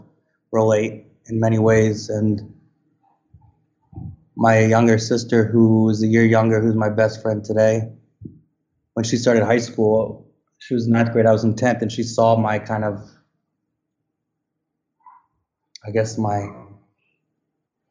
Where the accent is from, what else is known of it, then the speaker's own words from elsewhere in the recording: Westchester County, outside New York City, United States; I grew up outside New York City, Westchester County